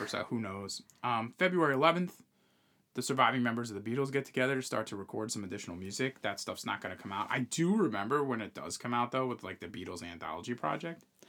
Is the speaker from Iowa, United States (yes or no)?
no; New York, United States; we're from New York